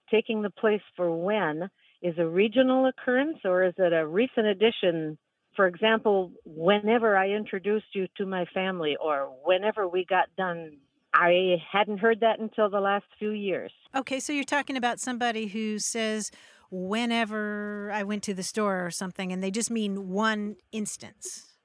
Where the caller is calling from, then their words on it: Madison, Wisconsin, United States; I'm from Madison, Wisconsin.